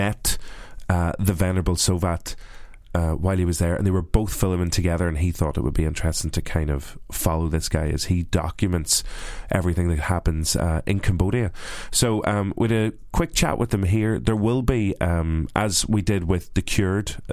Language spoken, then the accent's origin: English; Derry, Northern Ireland, United Kingdom; I'm from Derry